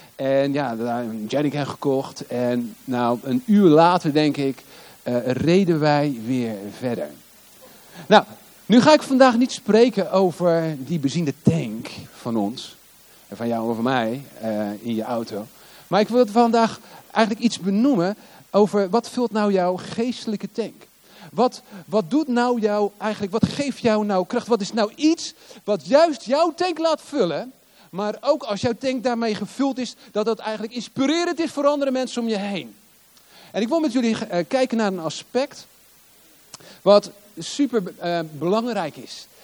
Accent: Hoek van Holland, South Holland, Netherlands; moved away as an adult; also born or lived in Rotterdam / The Hague; now in Limburg, Netherlands; ik ben geboren in Rotterdam. Ik ben geboren in Ommoord. In een flat in Ommoord. En eh, vervolgens verhuisden wij naar De Hoek. Hoek van Holland. En ik, heb, ik heb in Den Haag op school gezeten.

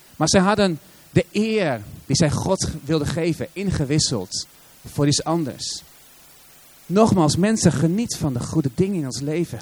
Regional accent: Assen, Drenthe, Netherlands; kom je uit Assen, de stad van geen eredivisieclubs

